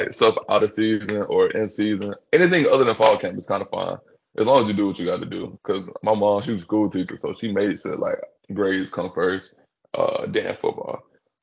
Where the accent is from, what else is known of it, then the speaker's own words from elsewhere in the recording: Birmingham, Alabama, United States; moved away as an adult; now in Gainesville, United States; I'm from Birmingham or even Alabama